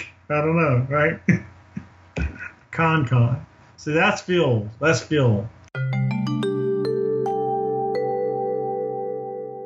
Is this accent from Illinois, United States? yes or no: no; New Orleans, Louisiana, United States; I was born in New Orleans